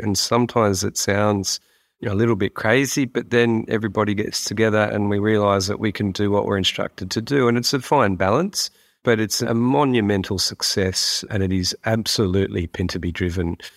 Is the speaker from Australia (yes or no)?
yes; Sydney, New South Wales, Australia; also born or lived in Central Australia / Northern Territory; now in Mid North Coast, New South Wales, Australia; As a young bloke growing up in Western Sydney